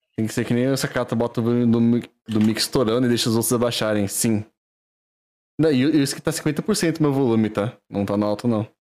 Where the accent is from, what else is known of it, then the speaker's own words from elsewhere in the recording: Valinhos, São Paulo, Brazil; eu sou, eu sou de Valinhos, cidade do Figo, Pará, São Paulo